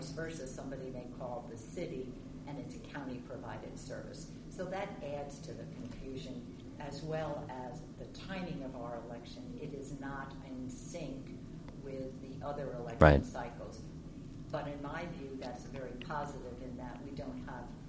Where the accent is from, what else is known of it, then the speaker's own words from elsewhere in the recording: New Jersey, United States; moved away as an adult; now in Rockville, United States; I hail from New Jersey, came down here for college, loved this area, and never left